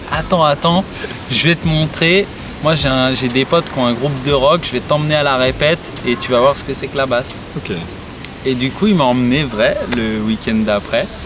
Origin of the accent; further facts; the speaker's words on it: Morsang-sur-Orge, Île-de-France, France; Moi, je suis né à Morsan-sur-Orge.